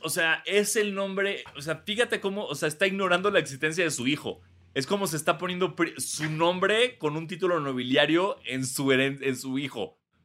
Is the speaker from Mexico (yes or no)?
yes; Mexico; como mexicano blanco